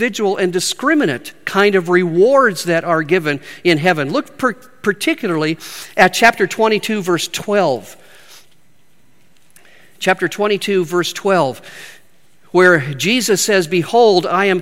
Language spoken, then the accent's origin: English; Spokane, Washington, United States; moved away as an adult; also born or lived in Midwest; I'm from Spokane, Washington